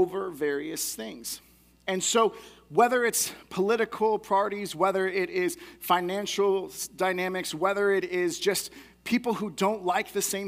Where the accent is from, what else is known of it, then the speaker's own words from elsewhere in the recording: United States; I get to cheer on as an American who loves being able to support our athletes